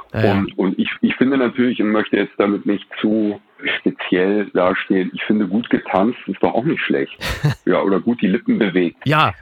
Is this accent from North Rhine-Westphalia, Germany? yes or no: no; Berlin, Germany; ich bin in den 70ern in Berlin aufgewachsen